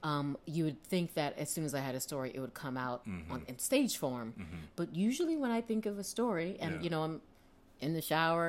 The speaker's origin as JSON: {"language": "English", "town": "Philadelphia", "region": "Pennsylvania", "country": "United States", "tie": "born or raised there", "also_born_or_lived": "Atlanta, Georgia", "said": "when I was 7, we moved to Philadelphia."}